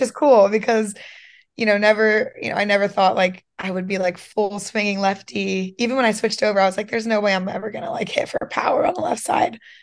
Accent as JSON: {"language": "English", "town": "Schwenksville", "region": "Pennsylvania", "country": "United States", "tie": "born or raised there", "also_born_or_lived": "Georgia", "said": "I am from Pennsylvania. Um, I lived in Georgia for a few years as well, but born, raised mostly Pennsylvania"}